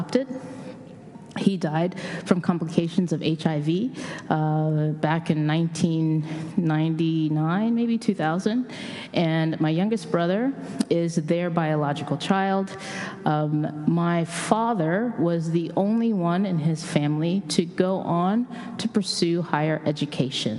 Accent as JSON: {"language": "English", "town": "Tulsa", "region": "Oklahoma", "country": "United States", "tie": "born or raised there", "moved": "yes", "said": "I was born and raised in Tulsa, Oklahoma"}